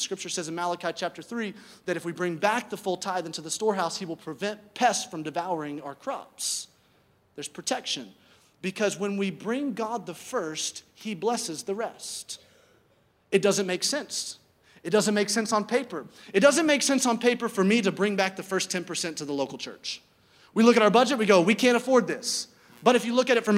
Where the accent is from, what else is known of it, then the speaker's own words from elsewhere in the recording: Birmingham, Alabama, United States; I grew up in Birmingham, Alabama